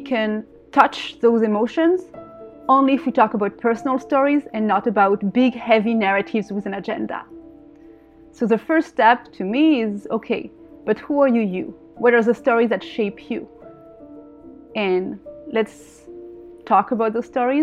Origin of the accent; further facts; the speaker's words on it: France; moved away as an adult; now in Israel; I was born in France, but my family is from Algeria, and my father is Israeli, and I moved here to Israel about 16, 17 years ago now.